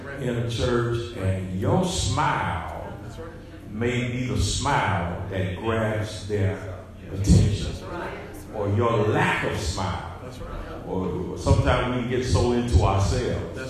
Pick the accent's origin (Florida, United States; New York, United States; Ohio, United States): Ohio, United States; Dayton; moved away; My hometown is Dayton, Ohio. I have a sister there.